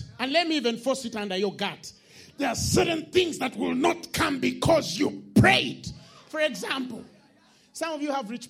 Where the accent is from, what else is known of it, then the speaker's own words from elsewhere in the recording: Kampala, Central Region, Uganda; Thank God I was born and raised in Kampala.